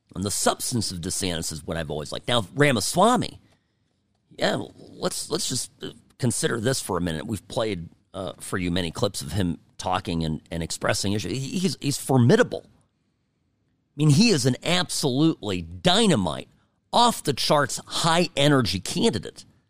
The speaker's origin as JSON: {"language": "English", "region": "California", "country": "United States", "moved": "as an adult", "lives_now": "Nevada, United States", "said": "I'm guy from California"}